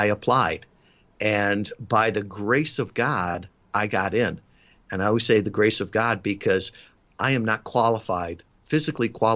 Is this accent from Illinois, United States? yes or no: yes; suburb of Chicago, the Midwest, Illinois, United States; moved away as an adult; I was born in the Midwest, suburb of Chicago. I had never been more than 100 miles from my hometown